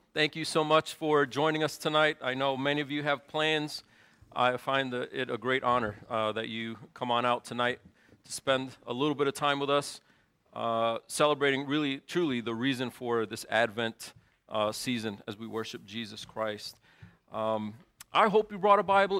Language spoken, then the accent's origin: English; Lawrence, Massachusetts, United States; moved away as an adult; now in Chicago, United States; I was born in Lawrence, Massachusetts